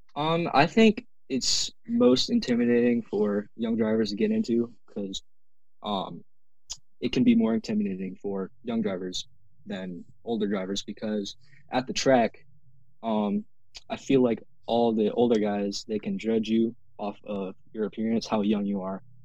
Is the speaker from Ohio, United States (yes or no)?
yes; Canton, Ohio, United States; I'm from Canton, Ohio